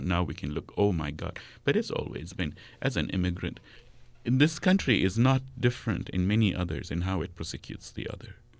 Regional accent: Kuwait; first language Arabic; moved away; also born or lived in Amman, Jordan / Lebanon; I grew up in Kuwait

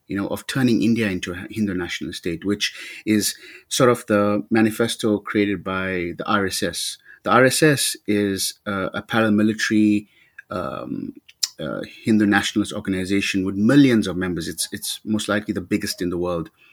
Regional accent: South Africa; growing up in South Africa as a young, as a young brown person at the time

